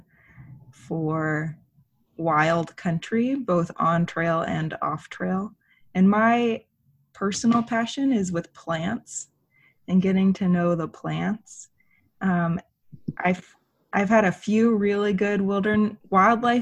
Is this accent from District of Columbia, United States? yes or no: no; Seattle, Washington, United States; moved away as an adult; now in Montana, United States; I grew up in Seattle, Washington on Puget Sound